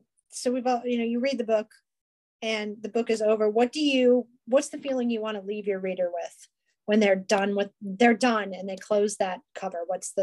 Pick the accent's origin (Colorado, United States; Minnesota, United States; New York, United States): New York, United States; Western; also born or lived in Southwestern Pennsylvania; now in Pennsylvania, United States; I grew up in Western New York and I now live in Southwestern Pennsylvania